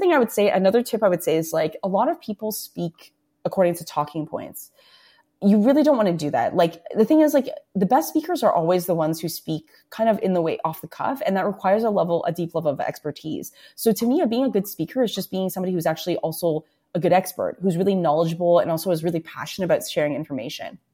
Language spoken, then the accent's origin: English; Toronto, Ontario, Canada; I'm born and raised in Toronto, right? So when I was growing up in Scarborough